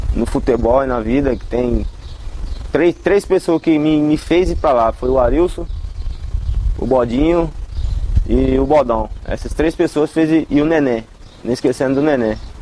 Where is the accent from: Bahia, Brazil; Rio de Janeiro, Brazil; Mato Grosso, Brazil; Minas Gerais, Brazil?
Mato Grosso, Brazil; Várzea Grande; Vim do, do, da grande região do Cristo Rei.